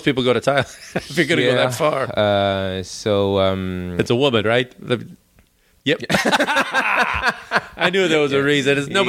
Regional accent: Chicago, Illinois, United States; also born or lived in New York; now in Los Angeles, United States; I was from Chicago.

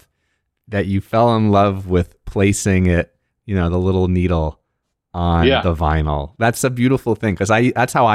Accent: Marlboro, New Jersey, United States; I grew up in Jersey myself.

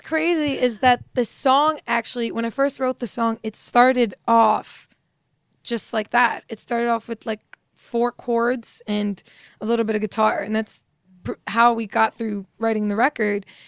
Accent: Morocco; moved away; I was born in Morocco

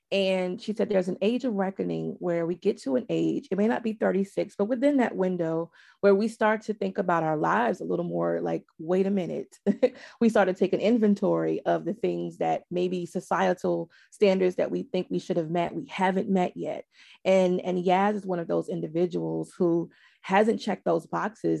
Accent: the South, United States; I'm from the South

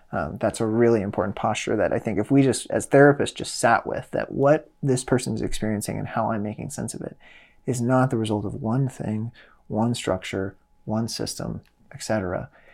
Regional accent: Midwest, United States; I'm from the Midwest, uh, blue collar working class family.

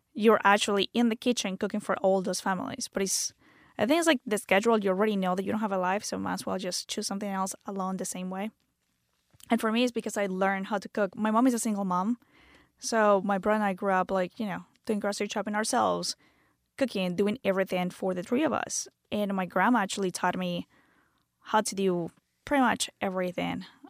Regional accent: Venezuela; English is a second language; moved away as an adult; also born or lived in Canada; now in United States; I'm from, born and raised in Venezuela. Moved to the States when I was twenty-one.

